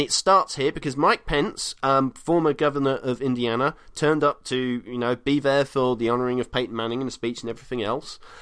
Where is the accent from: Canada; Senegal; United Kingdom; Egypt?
United Kingdom; as a Brit.